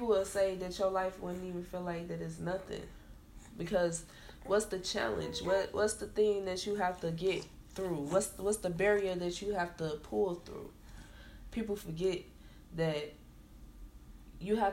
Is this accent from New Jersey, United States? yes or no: no; Chicago, Illinois, United States; the city that I'm from Chicago. So, you know, a lot of things, I don't never forget where I come from